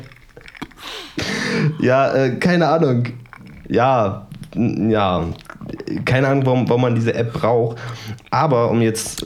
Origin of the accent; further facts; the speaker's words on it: Germany; ich komme ja aus Tarant